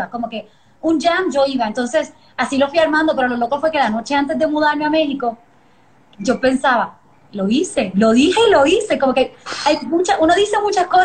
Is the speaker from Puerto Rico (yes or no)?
yes; Puerto Rico; accent: Puerto Rican; No, pues mi familia me pelea de que ya, no tengo acento puertorriqueño.